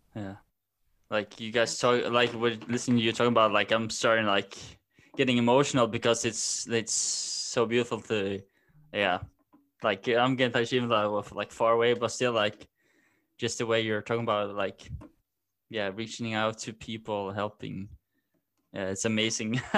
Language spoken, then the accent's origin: English; Norway; also born or lived in Denmark; I'm from Norway